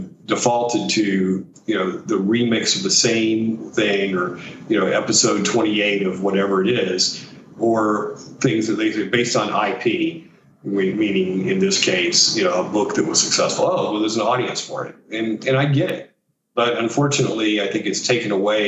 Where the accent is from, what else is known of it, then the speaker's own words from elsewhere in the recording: Mississippi, United States; moved away; also born or lived in Silicon Valley / Napa / Tokyo / Beijing; I'm from Mississippi.